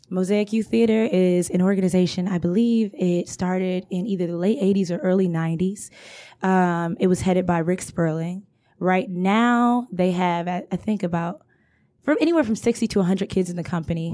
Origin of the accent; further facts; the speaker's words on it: Detroit, Michigan, United States; I've lived in Detroit all my life